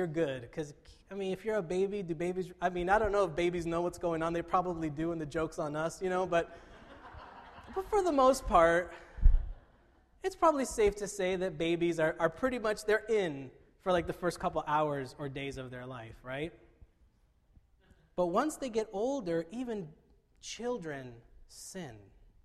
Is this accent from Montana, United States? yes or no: no; Fullerton, California, United States; I'm from Fullerton, so we played schools like Sunny Hills and Troy